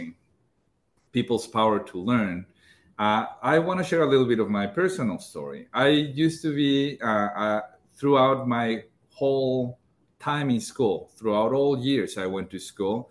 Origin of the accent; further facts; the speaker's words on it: Mexico; moved away as an adult; in the most remote parts of my home country, Mexico. And then when I moved north